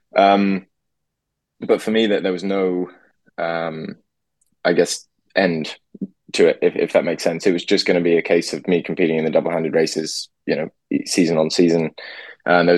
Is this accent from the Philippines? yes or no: no; Singapore; moved away; grew up in Singapore